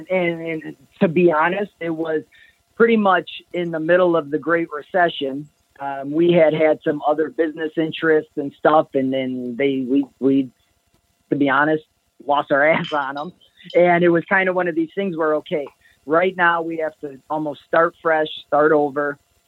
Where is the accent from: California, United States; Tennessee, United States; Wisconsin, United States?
Wisconsin, United States; Kenosha; I'm going to buy a t-shirt because I'm from Kenosha and I love Lou Perini's, or because my city is represented.